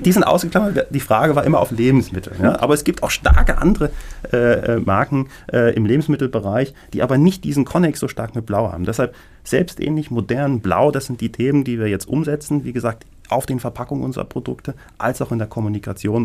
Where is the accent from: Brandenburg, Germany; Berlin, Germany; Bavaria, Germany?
Berlin, Germany; als geborener Berliner